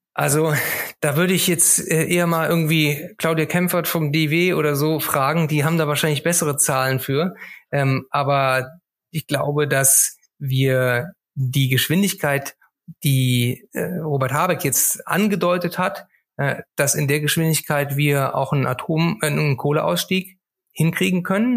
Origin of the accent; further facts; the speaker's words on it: Cologne, North Rhine-Westphalia, Germany; als Kölner tut es mir sehr, sehr weh